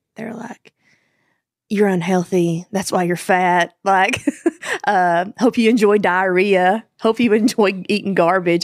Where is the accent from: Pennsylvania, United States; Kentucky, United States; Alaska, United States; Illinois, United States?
Kentucky, United States; moved away as an adult; now in Nashville, United States; I'm from Kentucky